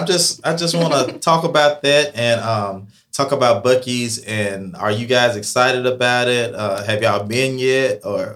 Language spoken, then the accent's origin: English; Athens, United States; I think Christmas in Athens is exciting. I grew up here in Athens. I love it.